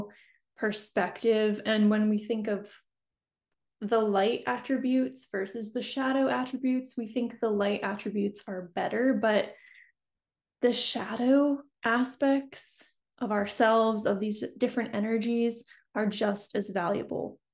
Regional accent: New England, United States; moved away as an adult; now in San Diego, United States; But I'm an East Coast girl. I grew up in New England, so you know, that's where I'm from

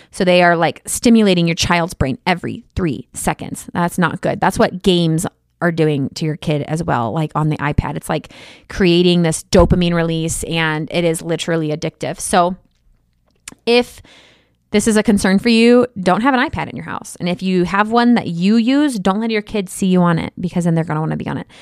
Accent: Midwest, United States; I'm from the Midwest

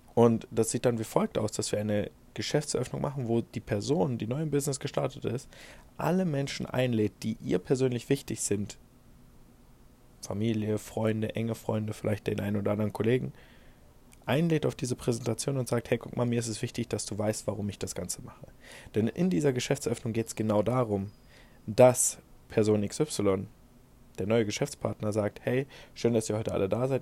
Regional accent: Germany; bei uns in Deutschland

